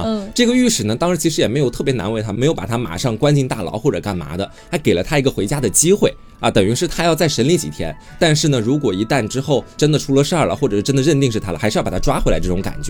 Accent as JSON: {"language": "Chinese", "town": "Jing County", "region": "Anhui", "country": "China", "tie": "born or raised there", "said": "那不就是我的家乡？"}